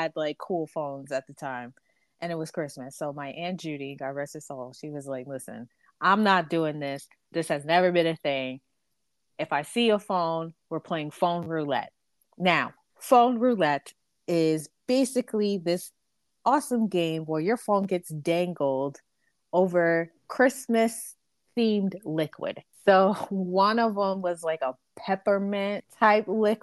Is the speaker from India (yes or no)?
no; Barbados; now in United States; I'm from Barbados, so we make a lot of like fruitcake, sweet bread